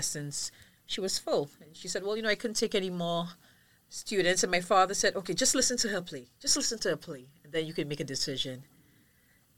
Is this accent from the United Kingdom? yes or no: no; St. Lucia; moved away as an adult; now in Barbados; I was born in St. Lucia, but my mom's Bajan and my dad's St. Lucian